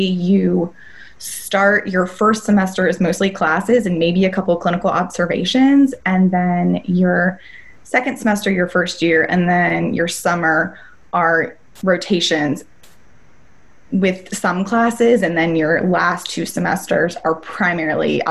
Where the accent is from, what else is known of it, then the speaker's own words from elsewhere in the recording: North Carolina, United States; moved away as an adult; also born or lived in Denver; I was born and raised in North Carolina, so packed up all my bags and got a U-Haul and drove across the country to Denver